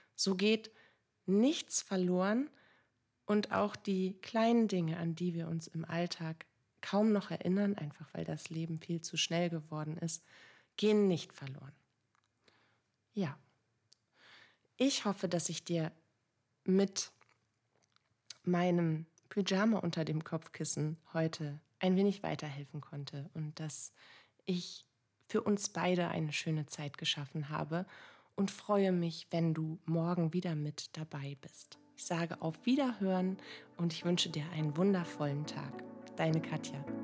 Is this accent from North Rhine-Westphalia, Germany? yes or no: no; Bremen, Germany; bei uns in Bremen